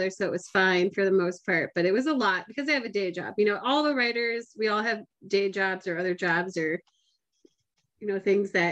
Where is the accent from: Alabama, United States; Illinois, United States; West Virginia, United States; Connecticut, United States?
Illinois, United States; Chicago; also born or lived in Stow, Ohio; I'm glad I grew up in Chicago.